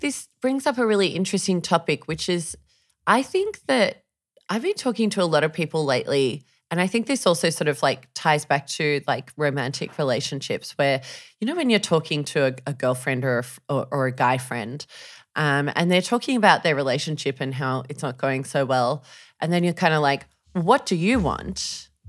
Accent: Sydney, New South Wales, Australia; moved away as an adult; I'm from Sydney

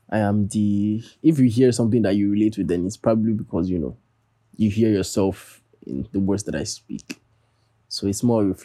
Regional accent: Nigeria; now in United States; Like I know I live in America and all, but like duh, I'm Nigerian first and foremost, you know what I'm saying? Like I know that I only come home in December for like, you know, dirty December.

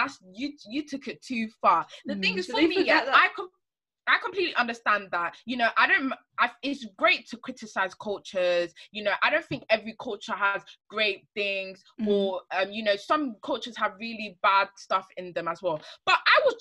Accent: Ghana; a cultural practice that we had in Ghana. I'm Ghanaian

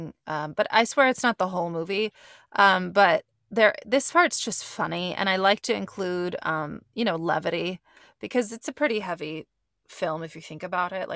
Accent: Gilroy, California, United States; moved away; Every fucking time I go to Gilroy, California, what's up? My hometown

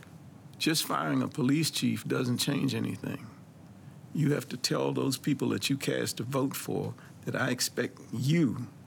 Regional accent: Washington, District of Columbia, United States; being a black man growing up in Northwest D.C.

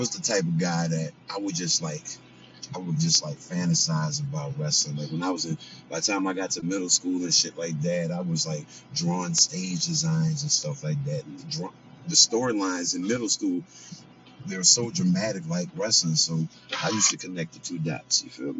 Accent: New Orleans, Louisiana, United States; also born or lived in Kansas City; now in Las Vegas, United States; New Orleans, Louisiana. Nola, I'm from there, but I live in Vegas now

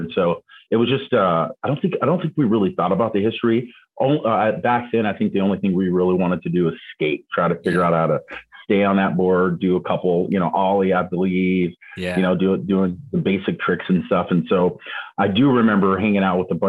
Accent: San Diego, California, United States; also born or lived in Arizona; I grew up born in Arizona. So Arizona, come from this state and moved to San Diego at a very young age

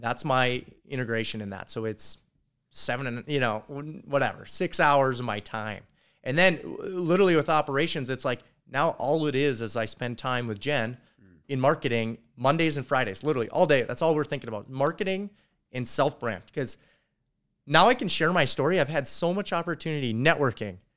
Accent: North Dakota, United States; I'm from North Dakota.

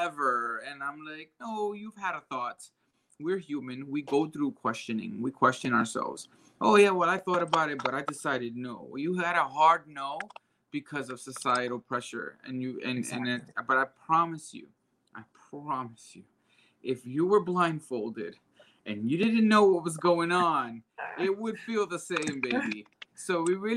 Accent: New York City, New York, United States; I come from the Bronx. I'm Puerto Rican.

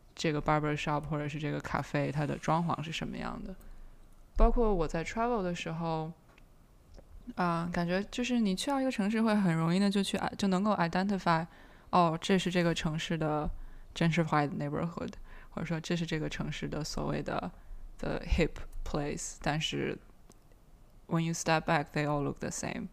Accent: Beijing, China; Beijing 是我长大的地方

